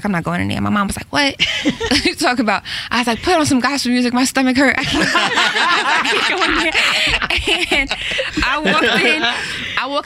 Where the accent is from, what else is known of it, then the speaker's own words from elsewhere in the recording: Jamaica; I'm super Jamaican